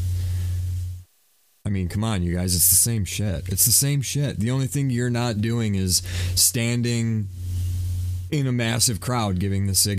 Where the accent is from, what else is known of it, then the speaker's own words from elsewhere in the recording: Elmont, United States; growing up in Elmont, like, I feel like that school was just a bunch of ignorant people.